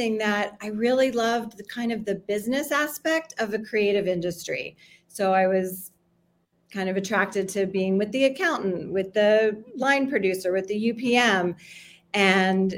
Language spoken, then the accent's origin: English; Miami, Florida, United States; now in Los Angeles, United States; I'm here in LA today, but I grew up in Miami